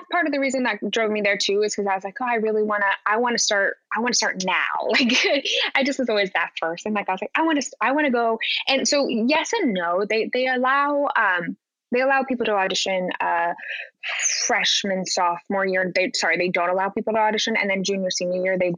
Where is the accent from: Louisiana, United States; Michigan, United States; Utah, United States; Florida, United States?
Utah, United States; Park City; moved away as an adult; also born or lived in New York City; I'm from Utah, Park City, Utah. So grew up in the mountains.